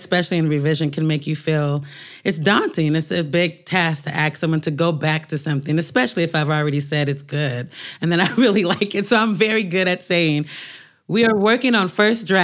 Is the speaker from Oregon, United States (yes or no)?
yes; Portland, Oregon, United States; moved away as an adult; now in New York, United States; While I was growing up in Portland